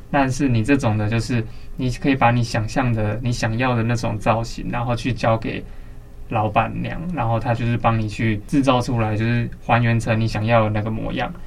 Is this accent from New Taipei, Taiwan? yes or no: yes; Banqiao, New Taipei, Taiwan; now in Taipei, Taiwan; 我虽然现在住在台北，但是其实我是板桥出生的，然后也在板桥出生的